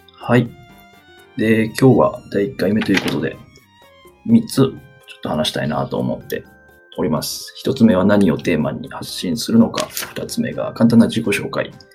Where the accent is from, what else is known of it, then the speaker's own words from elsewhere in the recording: Kansai, Japan; accent: Kansai dialect; moved away as an adult; now in Kanto, Japan; 出身は、はい、関西です。関西人なので、生粋の関西人